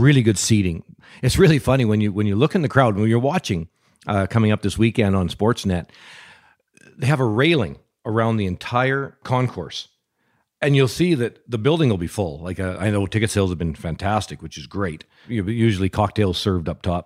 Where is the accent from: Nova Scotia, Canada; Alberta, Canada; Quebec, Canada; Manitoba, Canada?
Alberta, Canada; Lougheed; from my hometown of Lougheed